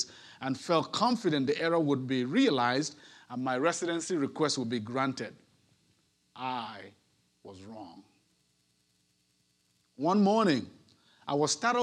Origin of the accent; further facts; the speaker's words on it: Nigeria; moved away as an adult; also born or lived in Netherlands; now in Houston, United States; I myself am an immigrant. While I had the luxury of migrating from my home country, Nigeria, to the Netherlands for religious work